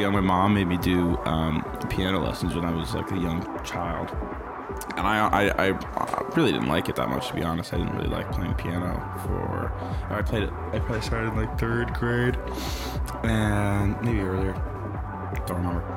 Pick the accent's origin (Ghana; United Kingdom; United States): United States; Chicago, Illinois; I'm from the Chicago area.